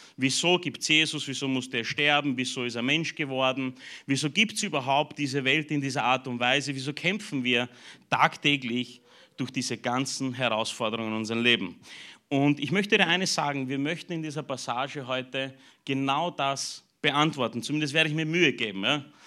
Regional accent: Burgenland, Austria; mich als Burgenländer

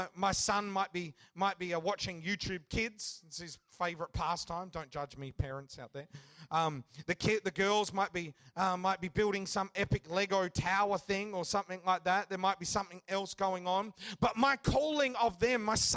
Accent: Western Australia, Australia; I grew up a bit of a surfy type of kid, growing up in Western Australia

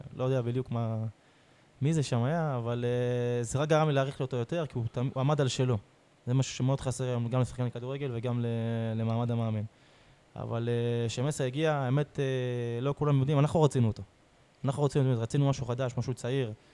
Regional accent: Beersheba, Southern District, Israel; באר שבעי. גדלתי פה

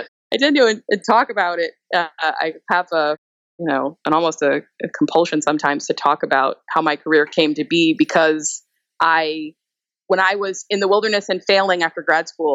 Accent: Texas, United States; I'm from Texas.

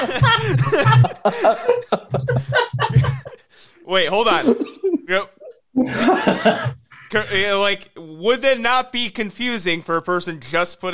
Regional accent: Illinois, United States; I grew up in Illinois

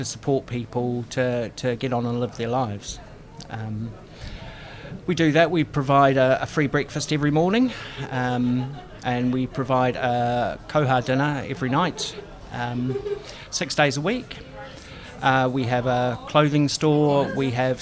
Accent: Lower Hutt, Wellington, New Zealand; moved away as an adult; also born or lived in United Kingdom; So I was born in Lower Hutt. I'm from the area, I'm a Kiwi

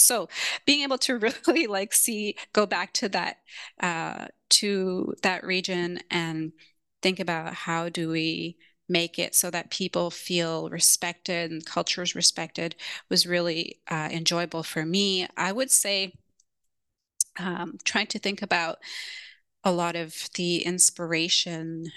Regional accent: Toronto, Ontario, Canada; moved away as an adult; also born or lived in Kenya / London; now in San Francisco, United States; my Canadian culture, where I grew up in Toronto and San Francisco, where I am currently based.

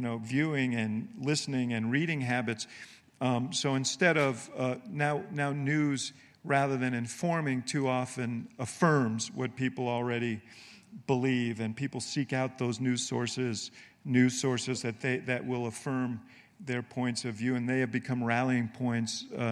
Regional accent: Illinois, United States; You know, I'm from Illinois, the land of Lincoln, and Lincoln deserves some applause too.

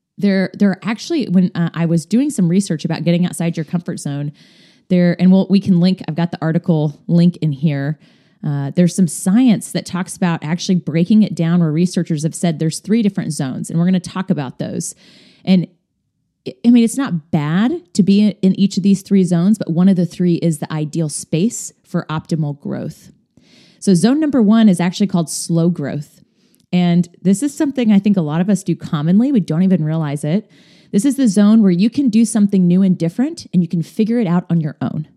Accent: Kansas, United States; moved away as an adult; now in Indiana, United States; Moving from my home state of Kansas to Indiana

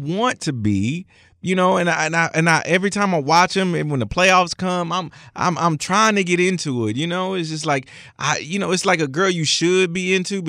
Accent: Houston, Texas, United States; I'm from Houston. I grew up in Houston.

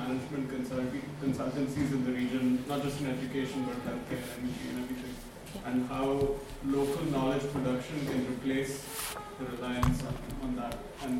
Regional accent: Qatar; I grew up in Qatar

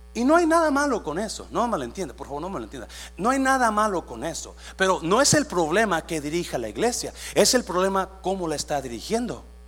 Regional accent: Mexico; moved away as an adult; now in United States; Yo llegué de 18 años de México

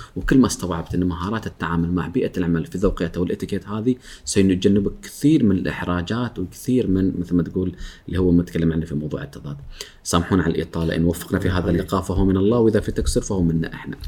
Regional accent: Oman; احنا عندنا في عمان

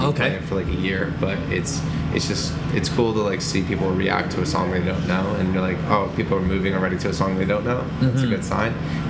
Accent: Las Vegas, Nevada, United States; also born or lived in Toronto; I grew up in Vegas

